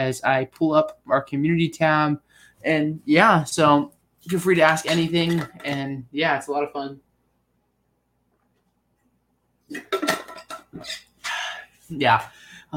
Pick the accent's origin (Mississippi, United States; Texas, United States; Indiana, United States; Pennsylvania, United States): Pennsylvania, United States; Penn State; now in Lynchburg, United States; I like Penn State cause that's where I grew up